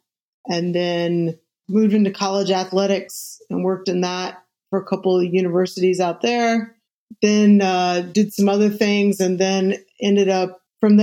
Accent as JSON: {"language": "English", "town": "Columbus", "region": "Indiana", "country": "United States", "tie": "born or raised there", "moved": "as an adult", "lives_now": "Cincinnati, United States", "said": "I grew up in the booming metropolis of Columbus, Indiana, population 45,000 people"}